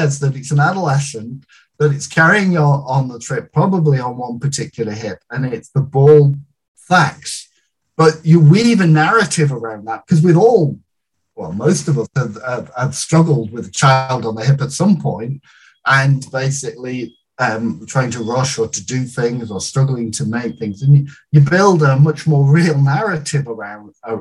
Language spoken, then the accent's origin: English; United Kingdom; I'm British through and through